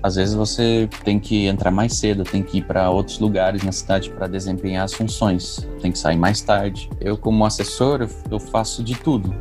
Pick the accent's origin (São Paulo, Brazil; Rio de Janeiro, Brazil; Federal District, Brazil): São Paulo, Brazil; Itapetininga; also born or lived in Franca; sou de Tapetininga